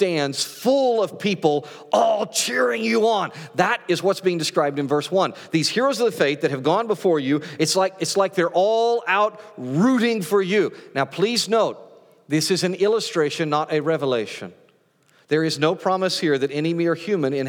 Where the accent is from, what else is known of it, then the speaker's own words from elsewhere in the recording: Great Plains, United States; growing up on the Great Plains